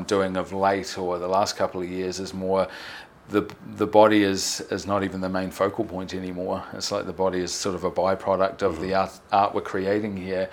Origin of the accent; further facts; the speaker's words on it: New Zealand; I'm from New Zealand